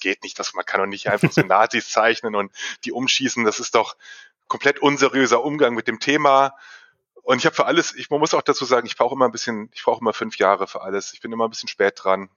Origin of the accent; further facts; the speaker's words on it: Fulda district, Hesse, Germany; moved away as an adult; now in Hanover, Germany; Ich komme ursprünglich aus dem Kreis Fulda.